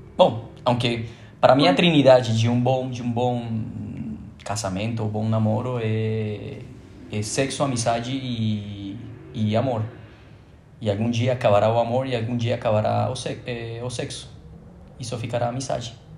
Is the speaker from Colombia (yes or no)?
yes; Colombia; moved away as an adult; now in Brazil; Pretendendo voltar à Colômbia